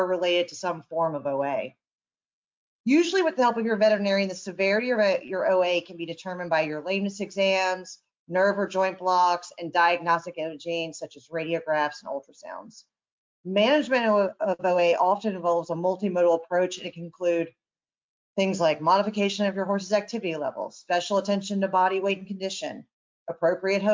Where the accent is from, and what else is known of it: Charleston, South Carolina, United States; born or raised there; moved away as an adult; also born or lived in Georgia / Alabama / East Coast